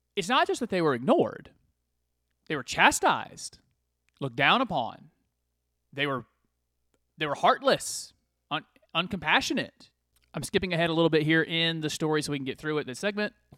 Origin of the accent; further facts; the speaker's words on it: United States; I'm an American.